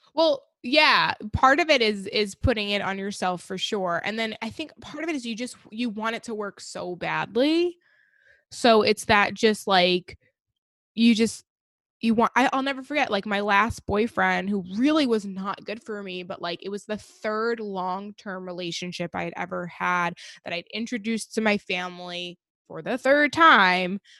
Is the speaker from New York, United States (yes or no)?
yes; Long Island, New York, United States; I grew up on Long Island, New York